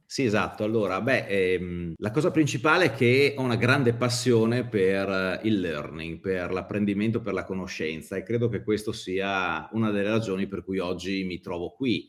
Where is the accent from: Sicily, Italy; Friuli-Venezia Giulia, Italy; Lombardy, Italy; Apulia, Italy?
Friuli-Venezia Giulia, Italy; Udine; Sono di Udine, eh, lavoro eh, almeno due giorni a settimana a Milano